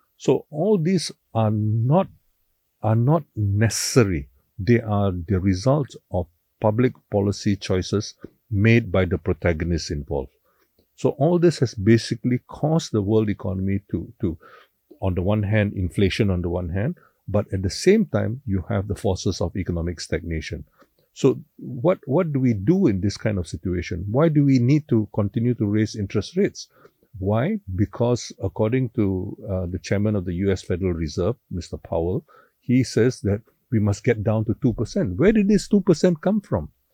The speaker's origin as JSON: {"language": "English", "town": "George Town", "region": "Penang", "country": "Malaysia", "tie": "born or raised there", "said": "I thoroughly enjoyed growing up in Penang"}